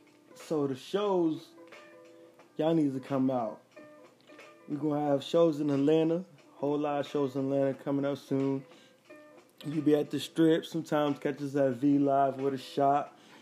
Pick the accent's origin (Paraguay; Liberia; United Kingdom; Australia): Liberia; now in Dallas, United States; I came from Liberia. I came to Texas, Dallas, Texas. Shout out to all my people in Texas.